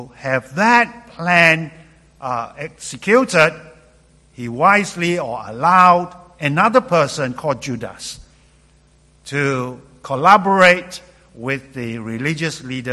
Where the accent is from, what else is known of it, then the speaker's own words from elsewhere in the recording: Malaysia; moved away as an adult; also born or lived in London, England; Growing up in Malaysia